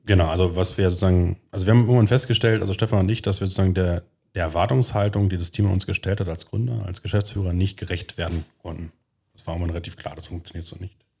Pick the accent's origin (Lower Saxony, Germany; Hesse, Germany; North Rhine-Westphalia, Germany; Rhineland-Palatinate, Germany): Lower Saxony, Germany; Göttingen; moved away as an adult; also born or lived in United States; now in Magdeburg, Germany; ursprünglich komme ich aus Göttingen. Da habe ich 20 Jahre gelebt, bin dort zur Schule gegangen